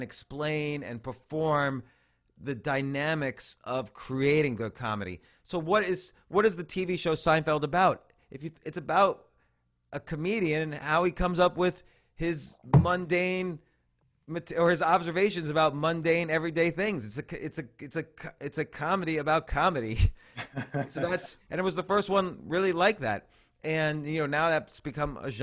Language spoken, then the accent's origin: English; New Jersey, United States; born or raised there; now in New York City, United States